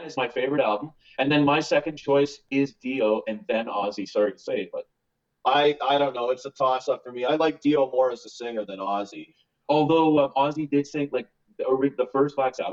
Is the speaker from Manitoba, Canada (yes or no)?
yes; Winnipeg, Manitoba, Canada; we're from Winnipeg.